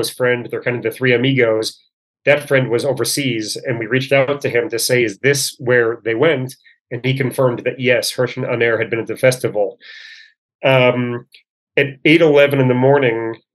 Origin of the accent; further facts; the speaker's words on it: Chicago, Illinois, United States; moved away as an adult; also born or lived in Northern California / Virginia; now in Israel; My wife and I both grew up in Chicago